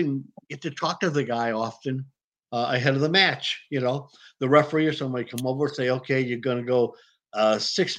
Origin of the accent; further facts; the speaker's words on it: Detroit, Michigan, United States; I grew up in Detroit.